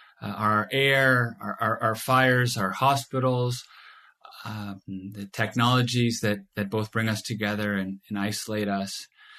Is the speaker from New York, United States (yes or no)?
no; California, United States; I was born here in California, and I've spent most of my life here